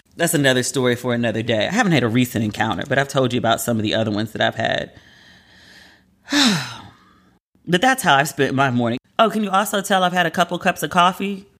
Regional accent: United States; as a Black American

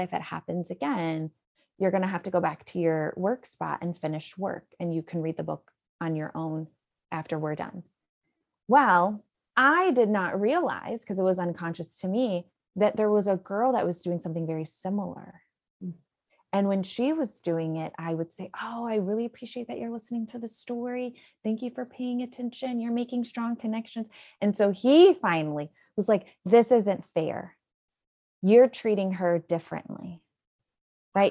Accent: Illinois, United States; moved away as an adult; now in Houston, United States; I'm originally from Illinois.

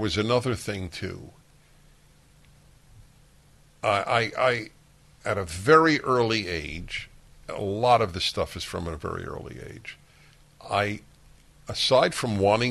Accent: United States; I am an American, a Jew, a male, a white

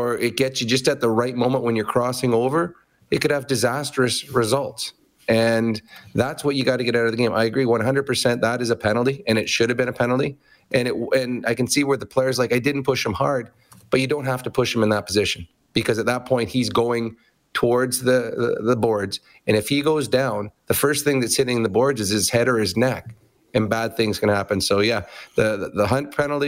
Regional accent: Edmonton, Alberta, Canada; Edmonton, my hometown

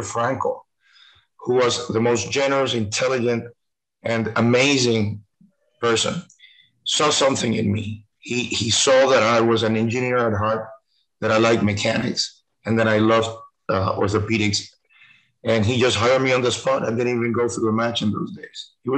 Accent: Cuba; born there; English is a second language; moved away; I was born in Cuba. In 1957, 2 years before this terrible government came in, and my family had to leave.

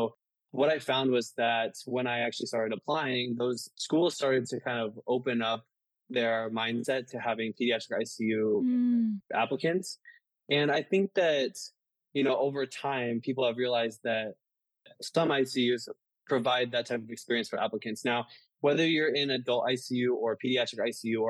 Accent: Midwest, United States; moved away as an adult; also born or lived in Baltimore / Washington, D.C.; now in Chicago, United States; So I grew up in the Midwest and then I moved to the East Coast.

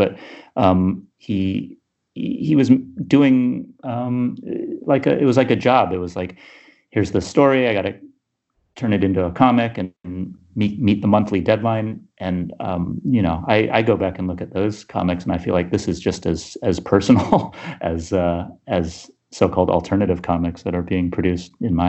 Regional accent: Sacramento, California, United States; I moved from Sacramento to Berkeley to go to college when I was 18.

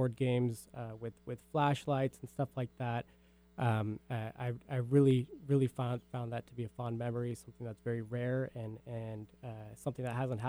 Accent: Klahanie, Washington, United States; I grew up in Klahani, which was at the time a very new community. It was still under construction, most of it.

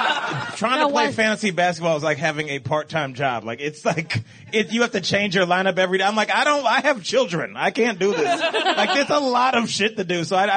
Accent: Cleveland, Ohio, United States; I'm from Cleveland.

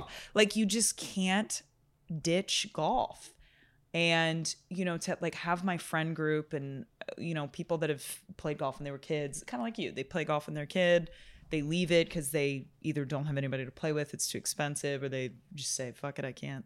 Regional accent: New York City, New York, United States; I'm from Brooklyn, I live in Brooklyn

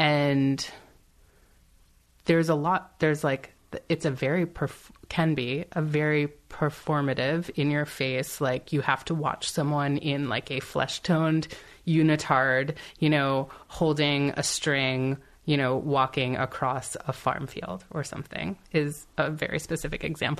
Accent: Silver Spring, Maryland, United States; Silver Spring, Maryland.

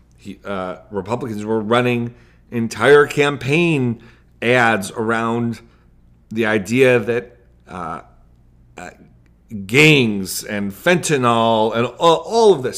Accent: United States; as an American

